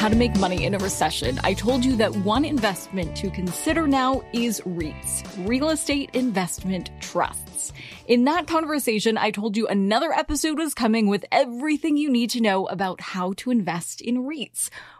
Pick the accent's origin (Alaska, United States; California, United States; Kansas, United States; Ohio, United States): California, United States; Los Angeles; I'm from LA.